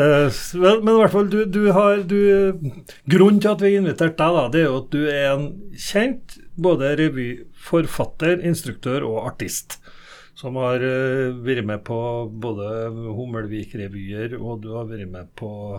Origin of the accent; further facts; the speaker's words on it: Norway; Jeg vokste opp i Humleka og revytradisjonen i Humleka